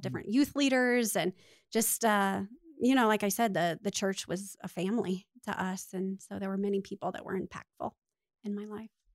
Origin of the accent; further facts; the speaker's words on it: Littleton, United States; I was born and raised right here in Littleton, so I'm a Littleton girl